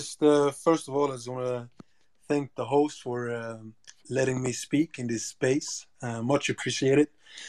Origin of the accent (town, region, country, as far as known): South Africa